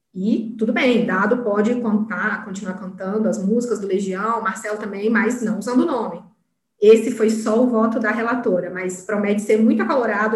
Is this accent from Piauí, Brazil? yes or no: yes; Piauí, Brazil; now in Brasília, Brazil; sou piauiense, não nego minhas origens, mas já estou aqui em Brasília já tem 13 anos.